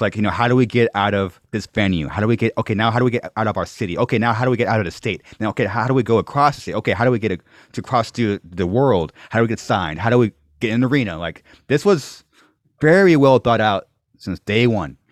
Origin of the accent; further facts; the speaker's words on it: Corona, California, United States; I'm born, raised here